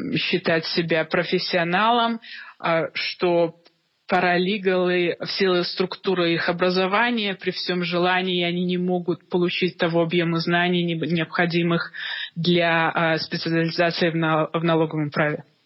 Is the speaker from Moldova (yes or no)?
no; Minsk, Belarus; moved away as an adult; now in Toronto, Canada; я из Минска, из Белоруссии